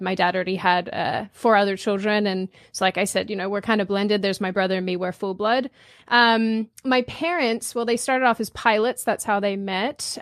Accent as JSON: {"language": "English", "town": "Melbourne", "region": "Victoria", "country": "Australia", "tie": "born or raised there", "moved": "as an adult", "lives_now": "United States", "said": "I grew up in Melbourne"}